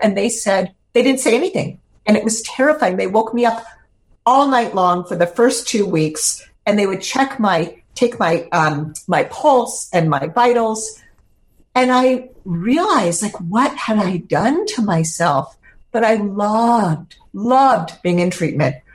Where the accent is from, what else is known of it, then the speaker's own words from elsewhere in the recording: San Francisco, California, United States; I grew up in San Francisco